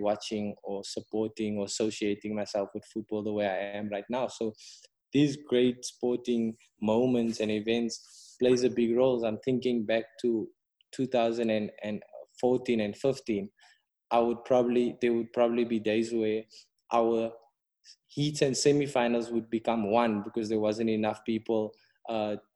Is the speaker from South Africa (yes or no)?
yes; South Africa; I probably wouldn't then have envisioned myself as a South African